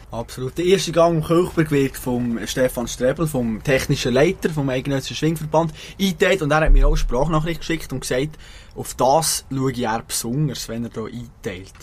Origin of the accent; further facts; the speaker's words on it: Bern, Switzerland; als Berner